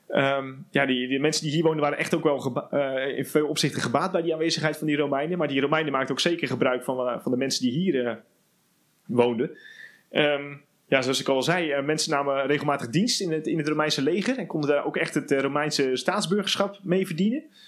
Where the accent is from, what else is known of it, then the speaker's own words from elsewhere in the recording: Netherlands; zijn wij een, echt een, grappig mengelmoesje eigenlijk hier als Nederlanders